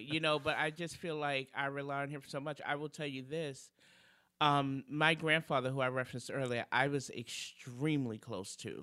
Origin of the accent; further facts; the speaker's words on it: New York City, New York, United States; moved away; come from Brooklyn, from two of the toughest neighborhoods in Brooklyn, Brownsville and Bedford Stuyvesant